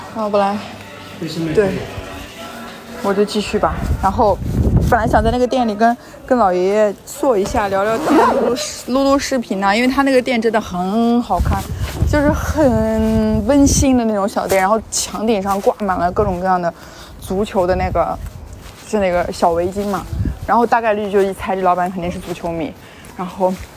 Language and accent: Chinese; China; 我是来自中国